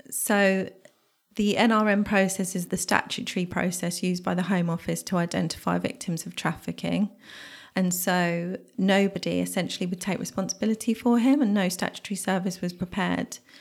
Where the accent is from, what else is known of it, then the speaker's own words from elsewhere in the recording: Bedfordshire, East of England, United Kingdom; I remember being fifteen, growing up in Bedfordshire